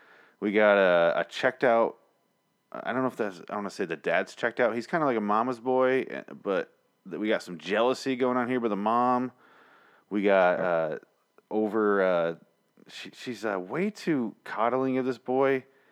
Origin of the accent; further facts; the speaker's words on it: Cincinnati, Ohio, United States; I'm from Cincinnati.